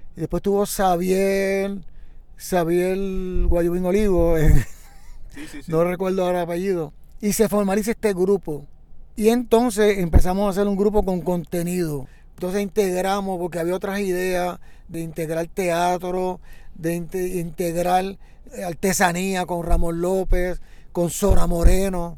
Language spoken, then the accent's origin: Spanish; San Juan, Puerto Rico; Nací en la parada 22 y media, ¿no? De pequeño, pues llegué a la comunidad de la 23